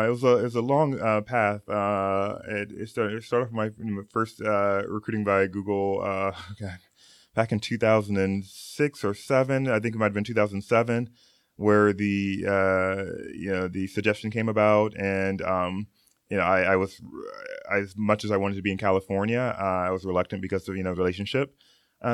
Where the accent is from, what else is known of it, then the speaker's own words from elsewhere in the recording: Okinawa, Japan; moved away; also born or lived in Gary, Indiana, United States / North Carolina, United States; I was born in Gary, Indiana. Yeah. Woohoo! And when I was 5 years old, my family moved to Japan, which I spent the majority of our time, particularly Okinawa, Japan.